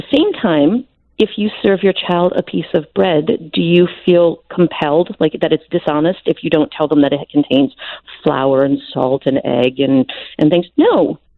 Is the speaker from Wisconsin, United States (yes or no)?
yes; Wisconsin, United States; I grew up in Wisconsin